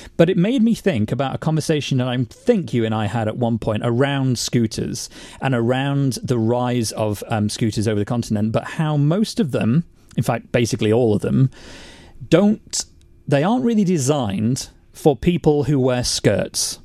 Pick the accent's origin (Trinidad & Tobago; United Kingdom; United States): United Kingdom; as British people